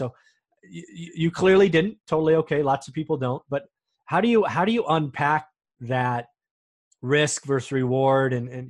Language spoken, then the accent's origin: English; California, United States; We're both from California, so that's the we in this statement. We both have to leave our California minds behind when we go out of state, right? Because what we're used to, right? I'm in the Bay Area, it's seven figures for a tiny shack.